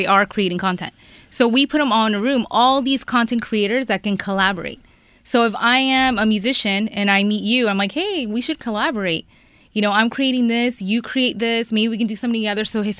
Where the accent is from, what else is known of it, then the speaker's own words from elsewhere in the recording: Miami, Florida, United States; moved away as an adult; also born or lived in Peru; now in Los Angeles, United States; me coming from Miami, so I am from Miami. I just moved to L.A. like a little less than 5 years ago. And when I lived in Miami, I didn't really feel like I'm a minority. Because everyone is Hispanic.